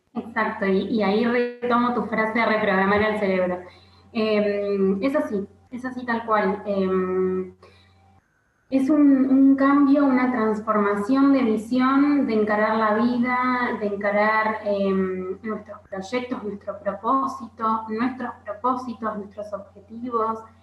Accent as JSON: {"language": "Spanish", "country": "Argentina", "said": "soy argentina y vivo en Argentina"}